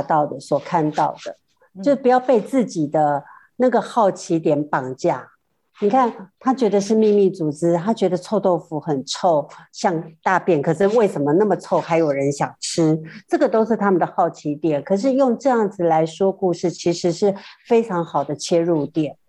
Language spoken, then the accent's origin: Chinese; northern Taiwan, Taiwan; 因为我是北部的孩子，我从来没在庙里头看过这些所谓的什么什么镇什么镇